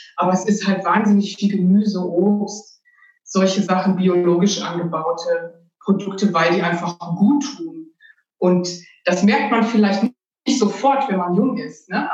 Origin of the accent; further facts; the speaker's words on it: Ruhr area, North Rhine-Westphalia, Germany; ich bin in der Stadt aufgewachsen, in einer Kleinstadt im Ruhrgebiet